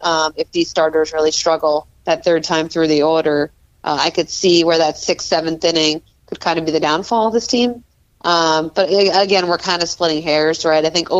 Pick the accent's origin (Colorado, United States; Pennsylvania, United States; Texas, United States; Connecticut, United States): Connecticut, United States; I'm not from the DMV area at all. I'm from Connecticut